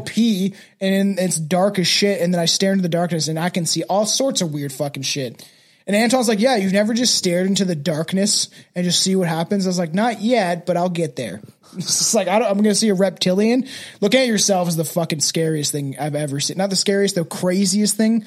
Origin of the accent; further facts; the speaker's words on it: Canada; being a fucking white dude from Canadian, all I am is Canadian